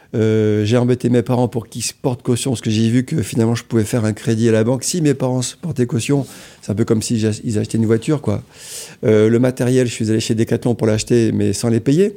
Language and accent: French; Amiens, Hauts-de-France, France; je suis d'Amiens